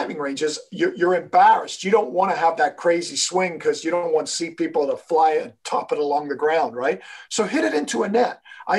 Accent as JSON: {"language": "English", "country": "Kenya", "tie": "born or raised there", "also_born_or_lived": "England, United Kingdom", "said": "I was born in England. I was raised in Kenya. And Kenya is one of the biggest coffee growing places in the world."}